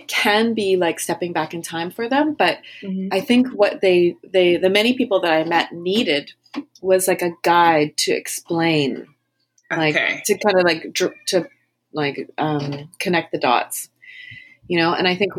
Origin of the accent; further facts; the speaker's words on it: Winnipeg, Manitoba, Canada; now in Toronto, Canada; I am a Canadian historian. I live in Toronto in Canada. You know, I grew up in the Icelandic immigrant community in Manitoba.